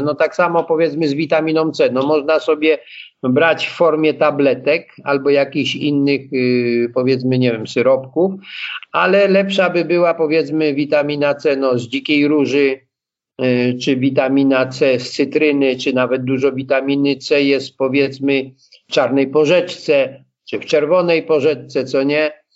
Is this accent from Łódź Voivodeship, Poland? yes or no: no; Blachownia, Silesian Voivodeship, Poland; born or raised there